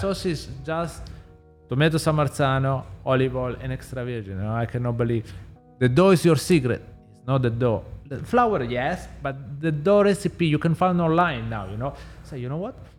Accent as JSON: {"language": "English", "region": "Southern Italy", "country": "Italy", "tie": "born or raised there", "second_language": "English", "moved": "yes", "said": "I'm from South Italy, so I literally grow in the kitchen with my parents"}